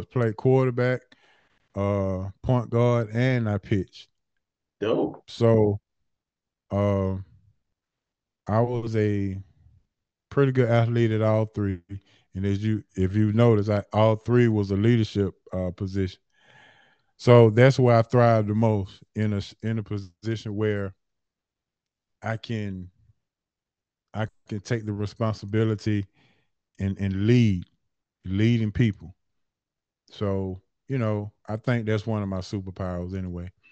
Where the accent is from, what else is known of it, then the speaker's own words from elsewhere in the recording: Atlanta, Georgia, United States; born and raised in Atlanta. Born and raised in Atlanta. Uh, I always represent Bankhead. Uh, that's that's where I, that's my that's my stomping ground. So uh, born and raised in Atlanta